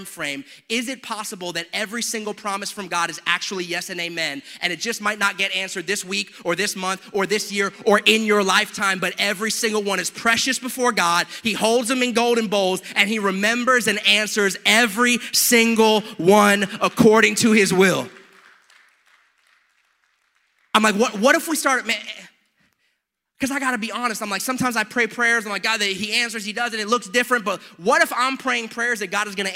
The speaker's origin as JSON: {"language": "English", "country": "United States", "said": "I am an American"}